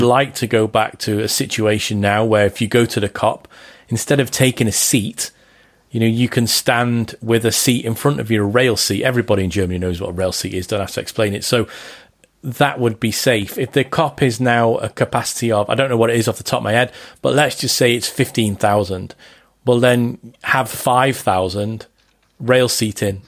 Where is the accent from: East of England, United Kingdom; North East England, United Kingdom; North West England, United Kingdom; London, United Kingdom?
North West England, United Kingdom; Liverpool; moved away as an adult; I'm from Liverpool. My mum's from Liverpool. My dad's from Liverpool